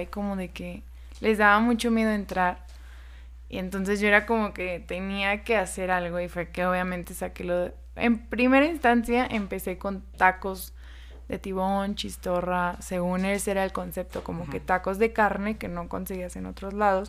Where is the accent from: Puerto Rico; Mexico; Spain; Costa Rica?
Mexico; Guerrero; now in Zacatecas, Mexico; yo no soy de aquí, de Zacatecas, soy de Guerrero.